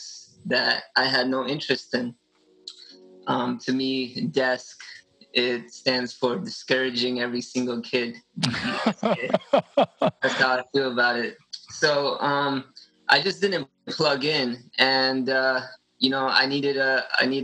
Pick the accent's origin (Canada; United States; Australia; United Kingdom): United States; Los Angeles, California; I'm born and raised in Los Angeles, Orange County area my whole life